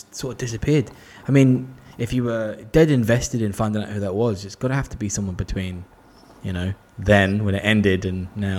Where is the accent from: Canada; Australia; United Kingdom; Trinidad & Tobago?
United Kingdom; England; growing up in England